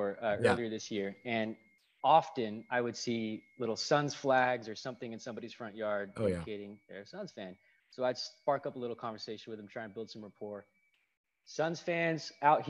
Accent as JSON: {"language": "English", "town": "Atlanta", "region": "Georgia", "country": "United States", "moved": "as an adult", "lives_now": "Phoenix, United States", "said": "I'm from Atlanta. I moved to Phoenix about 5 years ago. Came out here for college at Arizona State"}